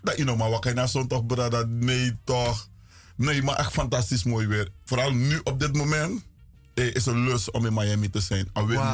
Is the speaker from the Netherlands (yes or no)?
no; Suriname; now in United States; wij als Surinamers in Amerika